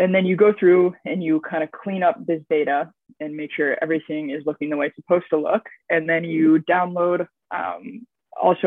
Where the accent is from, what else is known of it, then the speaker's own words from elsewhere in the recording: California, United States; moved away as an adult; now in Kingston, Canada; I am a student from California. I was born and raised there